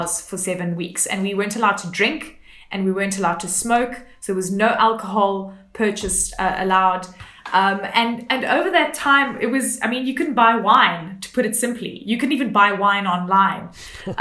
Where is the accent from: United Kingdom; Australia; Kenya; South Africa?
South Africa; as a South African